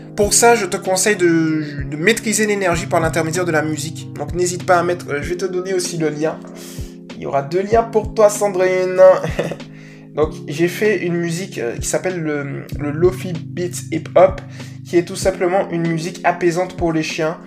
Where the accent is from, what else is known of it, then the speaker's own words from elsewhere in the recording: Guadeloupe; accent: Guadeloupean; il y a mon petit accent guadeloupéen qui est ressorti là